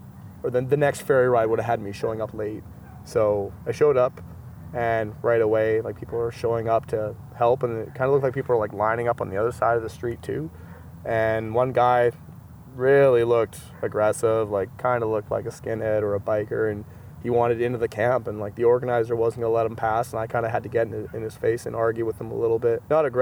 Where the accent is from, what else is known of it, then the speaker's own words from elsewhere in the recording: Saskatchewan, Canada; I'm like, well, yeah, you probably shouldn't tell anybody I'm from Saskatchewan.